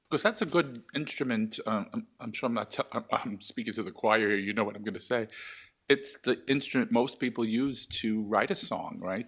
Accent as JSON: {"language": "English", "region": "New York", "country": "United States", "tie": "born or raised there", "said": "gay man growing up in New York"}